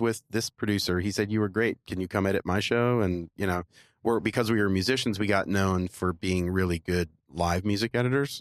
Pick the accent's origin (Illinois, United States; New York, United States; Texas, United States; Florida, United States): Florida, United States; I grew up in Florida